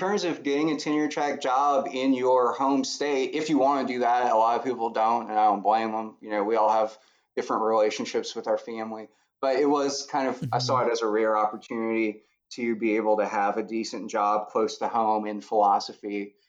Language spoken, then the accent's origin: English; Louisiana, United States; moved away as an adult; also born or lived in Denton, Texas / Corvallis, Oregon / Colorado; now in Lake Charles, United States; I grew up in Louisiana